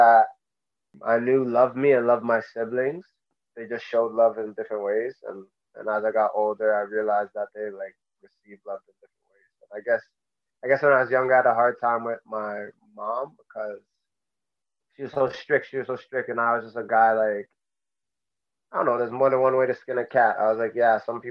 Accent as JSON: {"language": "English", "town": "Mississauga", "region": "Ontario", "country": "Canada", "tie": "born or raised there", "said": "I grew up in Mississauga, Ontario"}